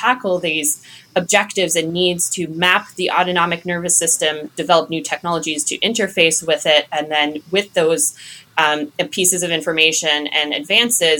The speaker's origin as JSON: {"language": "English", "region": "Nova Scotia", "country": "Canada", "moved": "as an adult", "lives_now": "Durham, United States", "said": "I'm actually from Nova Scotia. Haven't been there in a little while now, but still home"}